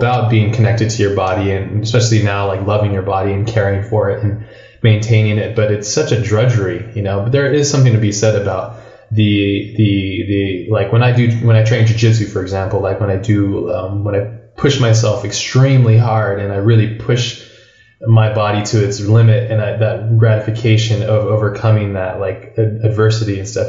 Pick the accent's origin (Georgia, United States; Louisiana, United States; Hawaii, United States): Hawaii, United States; I'm from America. I traveled a lot, though. I traveled all over the place. Yeah. But originally from Hawaii.